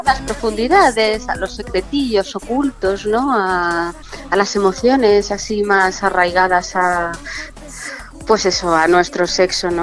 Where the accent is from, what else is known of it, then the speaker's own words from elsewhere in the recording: Chamberí, Community of Madrid, Spain; yo soy muy de Chamberí mi barrio